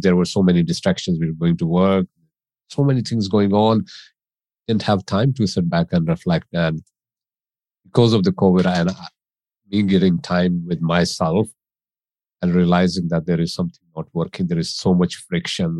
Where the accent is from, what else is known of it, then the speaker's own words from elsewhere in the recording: India; moved away as an adult; also born or lived in United States; now in England, United Kingdom; I grew up in India as a child